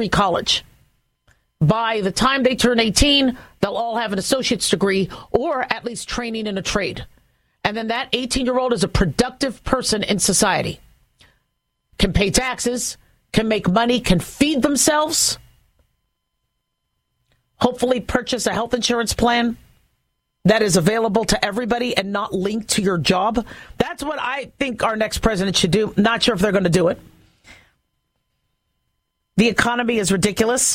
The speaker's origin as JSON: {"language": "English", "country": "United States", "said": "as an American"}